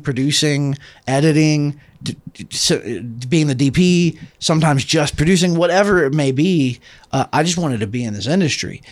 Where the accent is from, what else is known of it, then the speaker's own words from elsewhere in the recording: Atlanta, Georgia, United States; I come from Atlanta